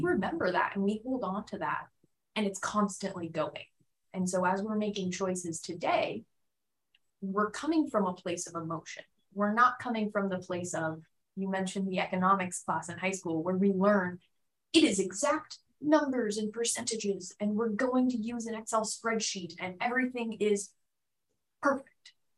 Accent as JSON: {"language": "English", "town": "Phoenix", "region": "Arizona", "country": "United States", "tie": "born or raised there", "also_born_or_lived": "Tucson, Arizona", "moved": "as an adult", "lives_now": "San Diego, United States", "said": "I grew up mostly in Phoenix, Arizona"}